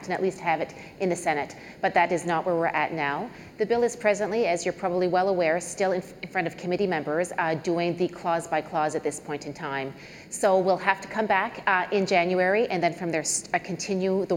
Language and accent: English; New Brunswick, Canada; I come from New Brunswick.